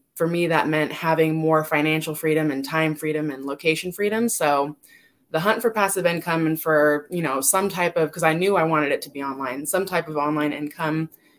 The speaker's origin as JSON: {"language": "English", "region": "California", "country": "United States", "moved": "yes", "lives_now": "Las Vegas, United States", "said": "I'm originally from California, but I'm in Las Vegas."}